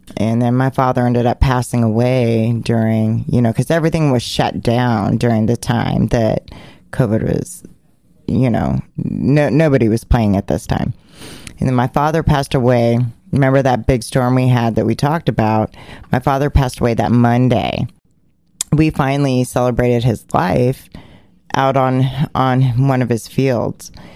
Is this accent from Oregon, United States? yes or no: yes; Portland, Oregon, United States; which is my hometown, which I grew up on 56th and Duke